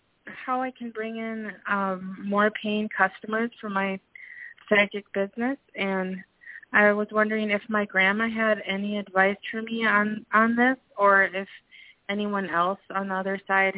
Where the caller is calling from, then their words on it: Minnesota, United States; I'm calling from Minnesota.